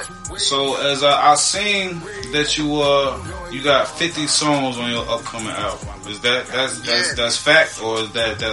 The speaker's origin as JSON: {"language": "English", "town": "Chicago", "region": "Illinois", "country": "United States", "said": "East St. Louis is the area that I'm in. I'm from Chicago. We from Chicago."}